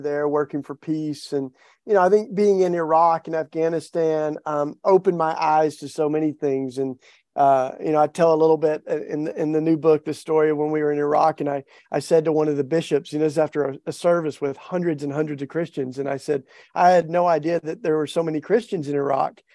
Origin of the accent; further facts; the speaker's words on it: East Tennessee, United States; I grew up in the Bible Belt in East Tennessee